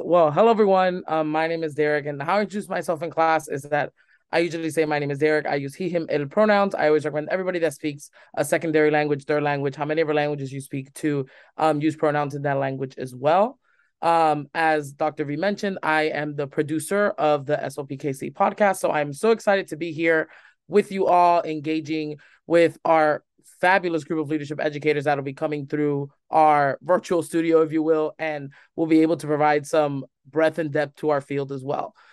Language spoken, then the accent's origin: English; Hialeah, Florida, United States; also born or lived in Tallahassee, Florida; I was born and raised in Hialeah, Florida, which is right next to Miami, Florida